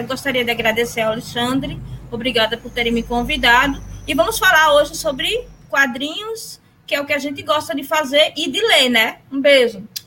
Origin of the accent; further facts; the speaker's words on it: Recife, Pernambuco, Brazil; sou do Recife, e eu conto as histórias assombradas daqui de Recife e de Pernambuco